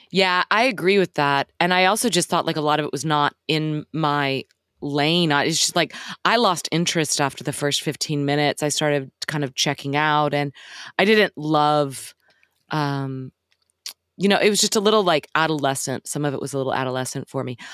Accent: Dallas, Texas, United States; I grew up in Dallas

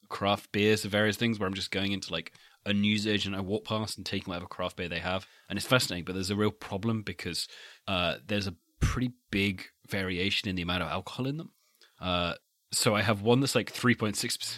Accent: United Kingdom

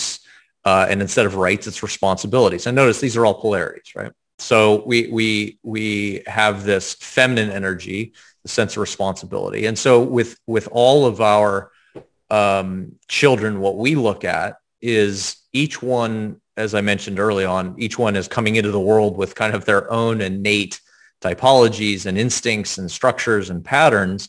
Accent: the South, United States; I was raised in the South

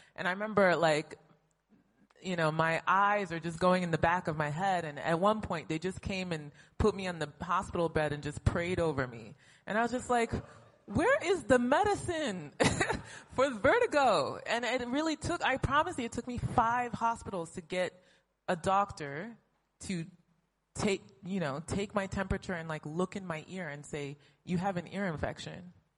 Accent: United States; moved away as an adult; also born or lived in Brazil; now in Lagos, Nigeria; born and raised in the United States

